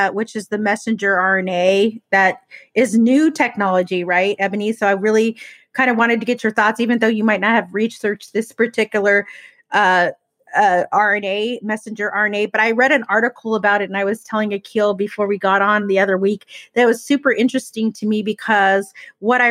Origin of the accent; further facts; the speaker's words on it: United States; as American people